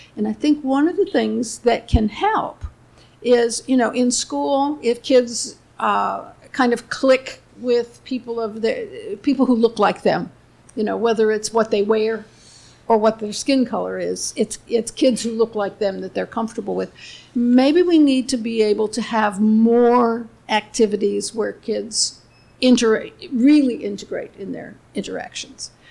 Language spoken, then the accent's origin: English; Cleveland, Ohio, United States; I grew up in Cleveland